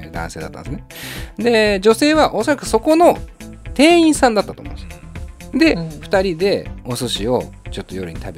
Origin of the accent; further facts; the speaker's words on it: Fukuoka, Japan; 私福岡出身ですけど